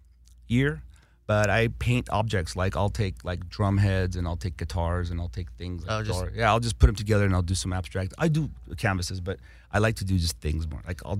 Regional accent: Los Angeles, California, United States; also born or lived in Armenia; I grew up on Kingsley Drive. Like the story I told you about coming to America, we landed on Kingsley Drive in Hollywood, North Kingsley Drive.

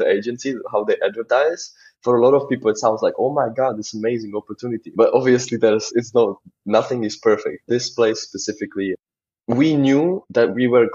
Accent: Czechia; moved away as an adult; also born or lived in Amsterdam, Netherlands; I'm from Czech Republic.

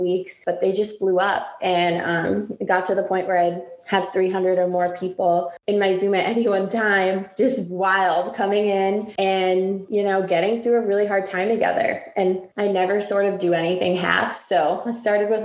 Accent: Massachusetts, United States; now in Washington, D.C., United States; I grew up in Massachusetts from a Jewish family

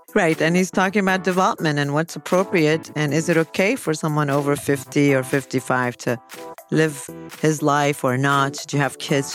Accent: United States; now in Kuwait; I'm an American

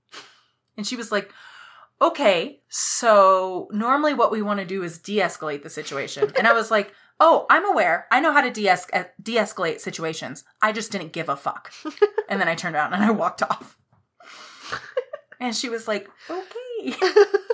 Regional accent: Nacogdoches, Texas, United States; I am from Texas. I live there. I was born in Nacogdoches

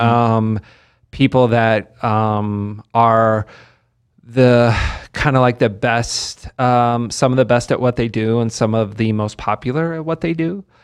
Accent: Lexington, Kentucky, United States; also born or lived in West Virginia; now in Las Vegas, United States; I grew up in Lexington mainly, which is a, it's a great place to live, Lexington, Kentucky

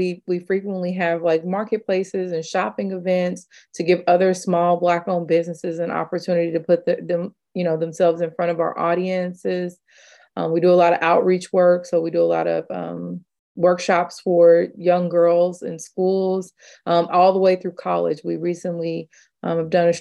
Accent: Kansas City, United States; I'm from Kansas City.

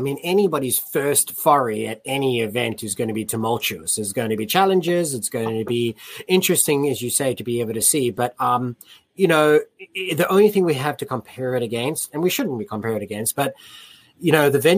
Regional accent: United States; as American rugby fans

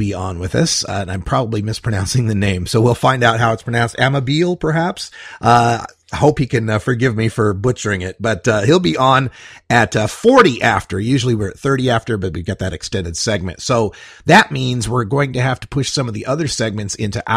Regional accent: Idaho, United States; now in Portland, United States; my home state of Idaho

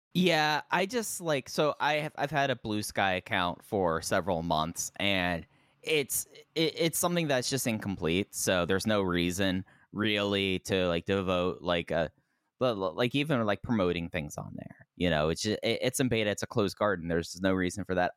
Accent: Dallas, Texas, United States; I grew up in Dallas, Fort Worth

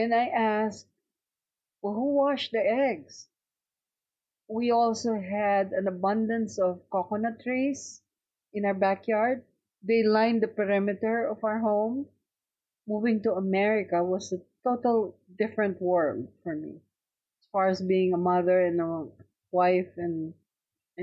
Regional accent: Philippines; moved away as an adult; now in United States

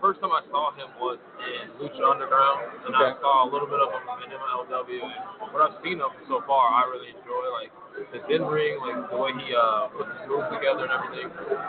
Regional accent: Harvey, Illinois, United States; born there; Yeah, I mean, you know, I was born in Harvey, so I mean, I'm used to it.

